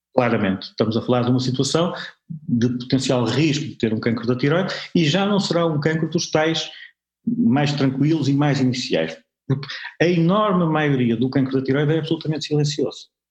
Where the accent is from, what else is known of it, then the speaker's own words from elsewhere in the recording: Porto, Norte, Portugal; eu sou de Porto